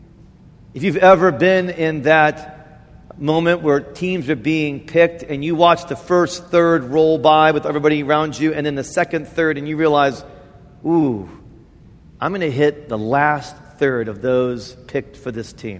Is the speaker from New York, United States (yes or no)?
no; Indiana, United States; moved away; I grew up in Indiana